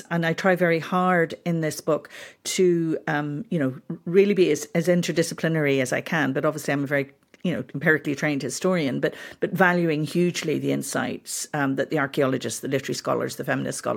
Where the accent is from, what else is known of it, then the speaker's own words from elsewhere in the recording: Belfast, Northern Ireland, United Kingdom; also born or lived in Zambia; I was born in Africa in a former uh, British colony that's now modern day Zambia. And then I grew up in Northern Ireland